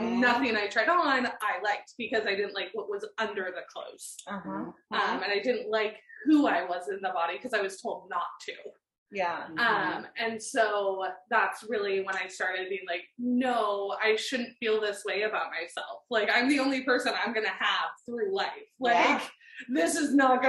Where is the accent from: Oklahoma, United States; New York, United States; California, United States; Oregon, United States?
Oregon, United States; also born or lived in Portland / Germany; I grew up in Oregon, born and raised